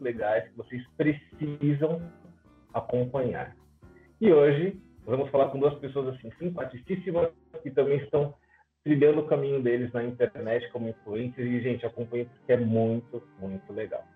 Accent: São Paulo, Brazil; porque eu também sou de São Paulo, mas aqui na região onde eu moro

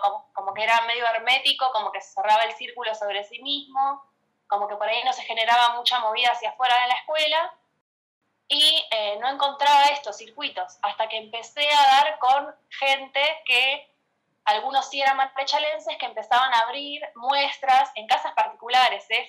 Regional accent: González Catán, Buenos Aires Province, Argentina; soy de Catán desde que tengo memoria, así que sí, eh, matancera.

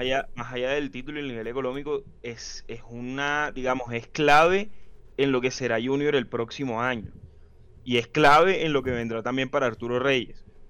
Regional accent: Colombia; como hincha colombiano

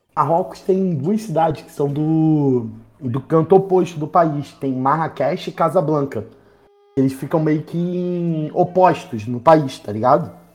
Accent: Baixada Fluminense, Rio de Janeiro, Brazil; eu sou da Baixada

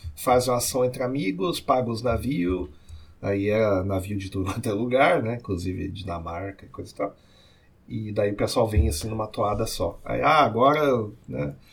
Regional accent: São Leopoldo, Rio Grande do Sul, Brazil; accent: São Leopoldo; Eu já sou do jeito que o pessoal que é São Leopoldo fala

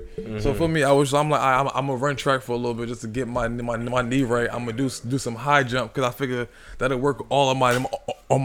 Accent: New Jersey, United States; also born or lived in Orange / Newark / Roselle / Elizabeth; I'm from Orange. I'm really from all over the place, though. Like, I can't just say I'm from one place because I had a nomadic childhood. I lived from Newark to Roselle to Elizabeth. I lived all over the damn place. West Orange. So, like, I'm from Jersey, but, you know, I'm from all over Jersey

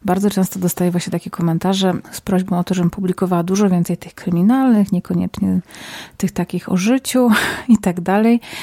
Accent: Zabrze, Silesian Voivodeship, Poland; now in Warsaw, Poland; Pochodzę z, ze Śląska, z Zabrza, a od kilku lat mieszkam w Warszawie

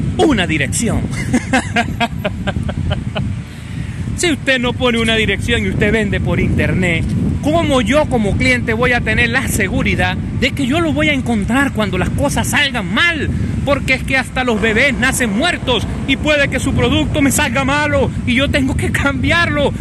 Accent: Venezuela; La mayoría de sus seguidores somos venezolanos

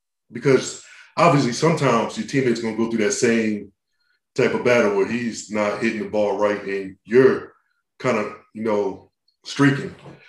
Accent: Maryland, United States; I'm from Maryland, so I grew up a Kyle Ripken fan.

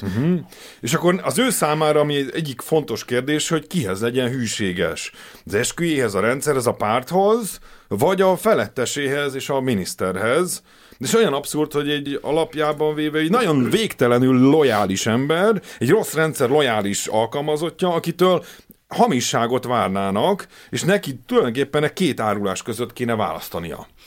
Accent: Hungary; mi ugye a Kádár rendszerben nőttünk fel

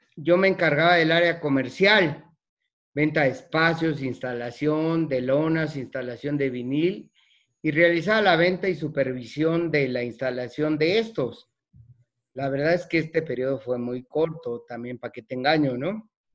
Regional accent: Mexico City, Mexico; moved away; Soy originario de la Ciudad de México

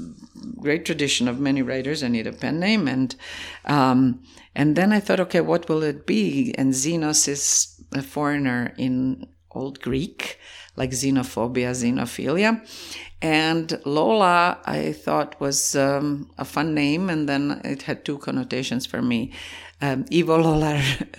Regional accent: Zagreb, City of Zagreb, Croatia; English is a second language; moved away as an adult; now in Canada; what is the landscape and land of my childhood is, it is Zagreb, it's Croatia

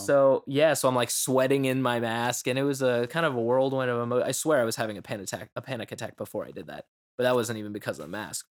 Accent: Florida, United States; I'm from Florida

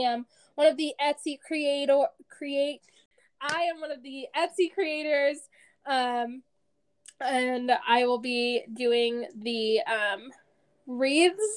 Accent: Colorado, United States; also born or lived in Kansas / Austin, Texas; I am born and raised in Colorado.

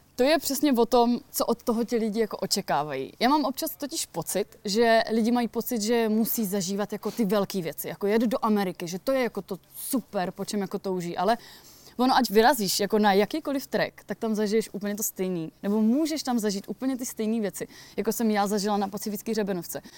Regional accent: near the Beskids, Moravian-Silesian Region, Czechia; moved away; pocházím kousíček jako od Beskyt

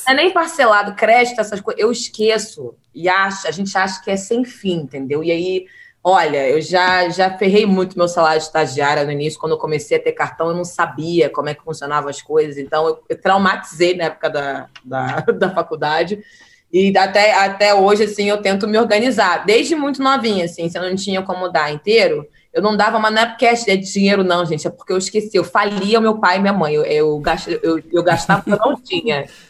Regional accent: Northeast Region, Brazil; now in Rio de Janeiro, Brazil; eu tive a oportunidade de, de, passar minha infância no Nordeste

